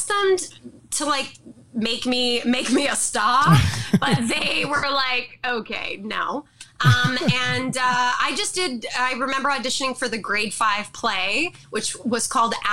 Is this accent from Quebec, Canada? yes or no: yes; Montreal, Quebec, Canada; I was born on a cold day in March. in Montreal, Quebec, Canada.